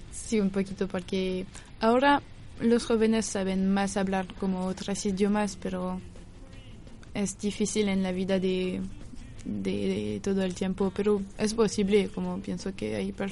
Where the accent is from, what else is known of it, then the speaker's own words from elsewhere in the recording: Angers, Pays de la Loire, France; Spanish is a second language; Angers. Angers. Sí.